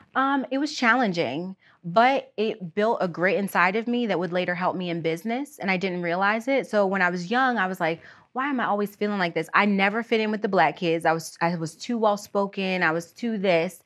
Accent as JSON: {"language": "English", "area": "outside Erie", "region": "Pennsylvania", "country": "United States", "tie": "born or raised there", "said": "I was born outside of Erie, P"}